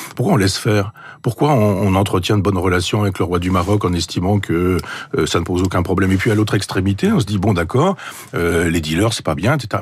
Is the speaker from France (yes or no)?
yes; Chambois, Normandy, France; mon village natal à chambois